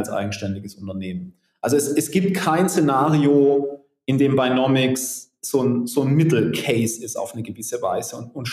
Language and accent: German; Southern Germany, Germany; Ich komme aus Süddeutschland.